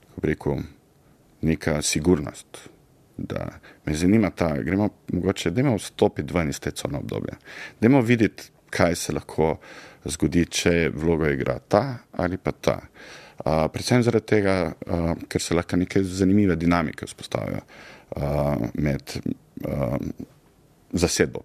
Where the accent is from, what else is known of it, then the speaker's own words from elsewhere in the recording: Zagorje ob Savi, Zasavska, Slovenia; also born or lived in Trbovlje; jaz sem odraščal v Zagorju, srednjo šolo hodil v Trboljah